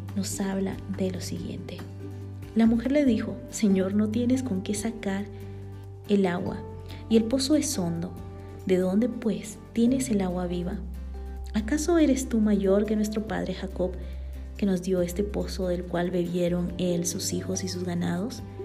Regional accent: Bolivia; born or raised there; now in Guatemala

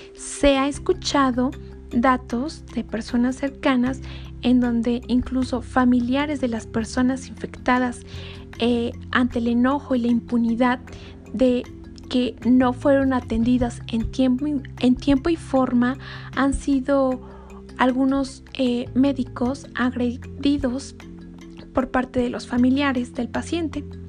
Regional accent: Mexico; como mexicanos ingeniosos

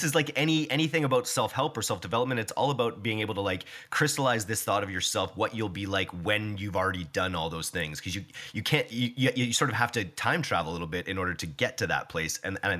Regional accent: Canada; we're so Canadian

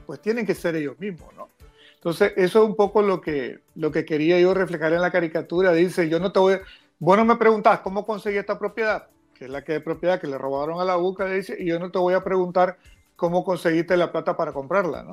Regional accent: Nicaragua; como nicaragüense y como católico también

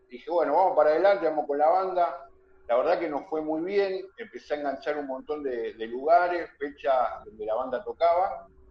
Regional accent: Argentina; acá en mi país, en Argentina

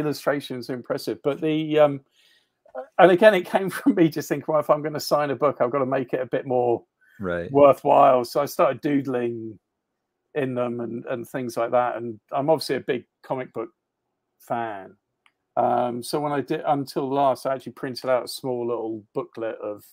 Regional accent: United Kingdom; I'm British

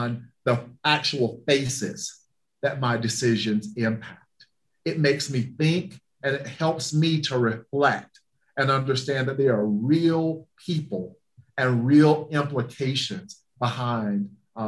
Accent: the South, United States; moved away; I'm from the South and we believe in Southern hospitality

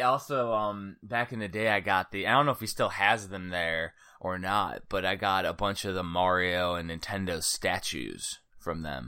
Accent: Cedar Lake, Indiana, United States; I'm from Cedar Lake, Indiana, so it's like the last cornfield or the last town before the cornfields

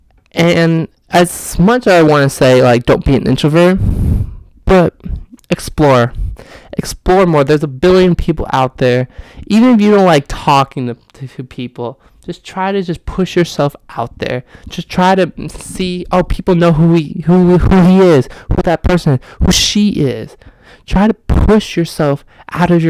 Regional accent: Austin, Texas, United States; also born or lived in Houston; I'm from Austin, and I moved to Houston for 1 year.

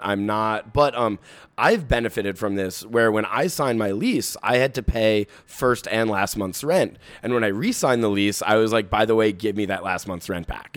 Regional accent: New York City, New York, United States; I'm, I'm a Bronx, um, native myself.

